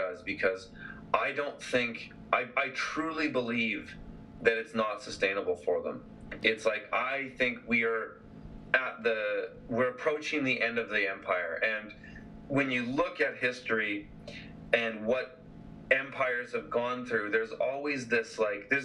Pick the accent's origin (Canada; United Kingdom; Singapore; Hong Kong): Canada; BC, British Columbia; my hometown here